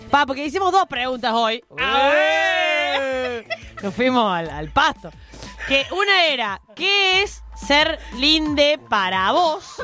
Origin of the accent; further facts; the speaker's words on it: Córdoba, Argentina; somos de Córdoba, Somos de Córdoba.